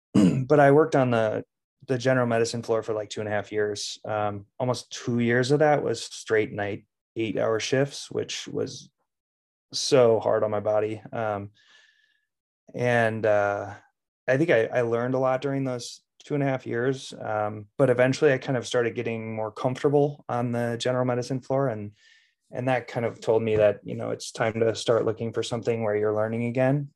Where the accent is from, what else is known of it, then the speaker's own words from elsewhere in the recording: Plymouth, Minnesota, United States; I grew up in Plymouth, Minnesota, and was a Wyzetta High School graduate